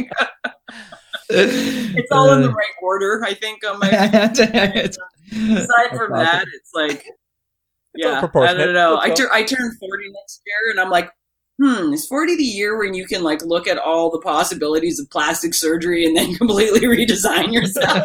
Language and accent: English; Prince Edward County, Ontario, Canada; I grew up in Prince Edward County.